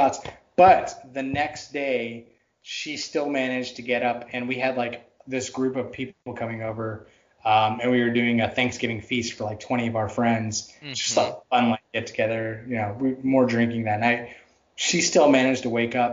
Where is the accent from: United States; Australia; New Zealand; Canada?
United States; Texas; I grew up in Texas. It was always hot. I grew up in a college town.